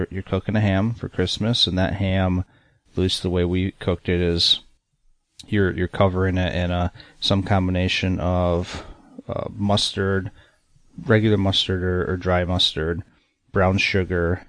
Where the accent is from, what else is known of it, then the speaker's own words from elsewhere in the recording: Michigan, United States; growing up in Michigan